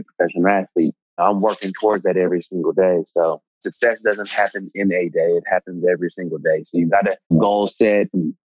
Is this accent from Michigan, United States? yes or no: yes; Detroit, Michigan, United States; also born or lived in Grosse Pointe, Michigan / Southfield, Michigan; Born and raised in Detroit, Michigan. Well, actually outside of Detroit